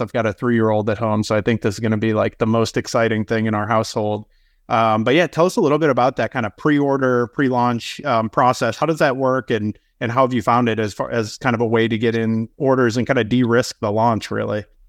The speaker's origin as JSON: {"language": "English", "region": "Northeast", "country": "United States", "tie": "born or raised there", "said": "I grew up in the Northeast, so I kinda grew up on fluff and udders."}